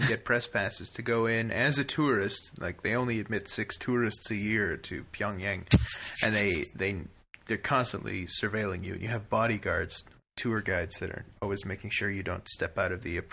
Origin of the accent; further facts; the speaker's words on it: Canada; we're from Canada